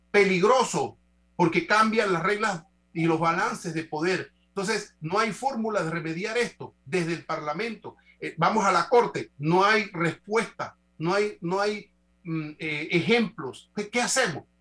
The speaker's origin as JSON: {"language": "Spanish", "country": "Panama", "said": "como panameños"}